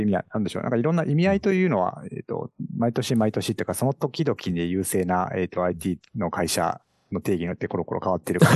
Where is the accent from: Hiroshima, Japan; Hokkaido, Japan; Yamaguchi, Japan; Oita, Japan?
Oita, Japan; first language Japanese; also born or lived in Silicon Valley, United States; now in Kyoto, Japan; 僕実は出身大分県なんで